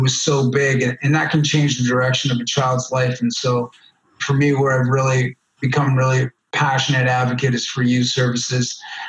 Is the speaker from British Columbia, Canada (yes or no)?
yes; Richmond, British Columbia, Canada; also born or lived in Vancouver; I grew up in Richmond. And how did I wind up in the downtown East Side of Vancouver?